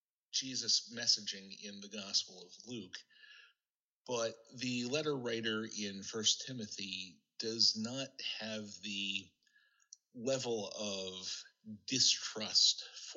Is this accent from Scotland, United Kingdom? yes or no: yes; Scotland, United Kingdom; And of course, as good Scottish Presbyterians, part of what we celebrated was the deals that we got on our cars and how much money we saved.